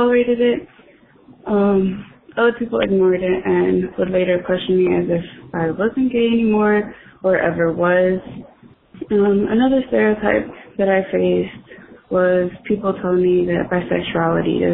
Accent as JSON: {"language": "English", "town": "Los Angeles", "region": "California", "country": "United States", "said": "I am from Los Angeles, California"}